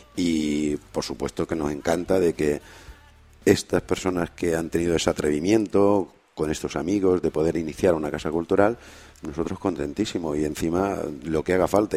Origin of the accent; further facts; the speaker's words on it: La Granjuela, Andalusia, Spain; moved away; yo nací en la provincia de Córdoba, pero muy cercana a Extremadura. De hecho, eh, la capital Badajoz la tenemos más cerca del pueblo donde yo nací, que es un pueblecito